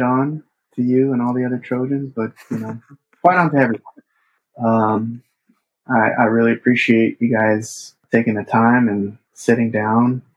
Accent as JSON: {"language": "English", "region": "Southern California", "country": "United States", "tie": "born or raised there", "said": "I grew up in Southern California, and the Japanese American community was just such a big part of my life"}